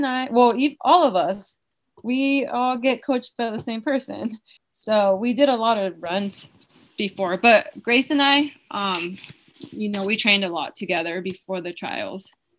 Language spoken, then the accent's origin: English; Anaheim, California, United States; So I'm actually from Orange County. I'm from Anaheim.